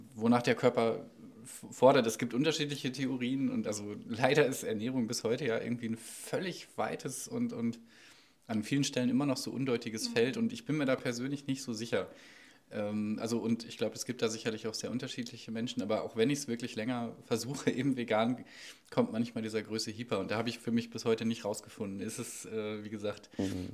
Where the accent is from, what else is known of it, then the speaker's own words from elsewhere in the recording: North Rhine-Westphalia, Germany; now in Sieben Linden, Germany; Ich komme aus Ostwestfalen